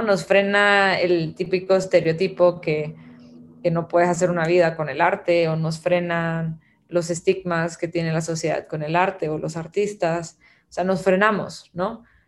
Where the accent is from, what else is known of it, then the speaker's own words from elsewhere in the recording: Guatemala; also born or lived in Abu Dhabi; now in El Salvador; nací en Guatemala, pero vivo en El Salvador